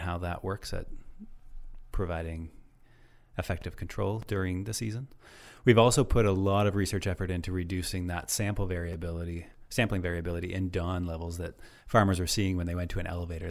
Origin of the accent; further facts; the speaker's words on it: Nova Scotia, Canada; moved away as an adult; also born or lived in Guelph, Ontario; now in Ontario, Canada; I'm actually from Nova Scotia originally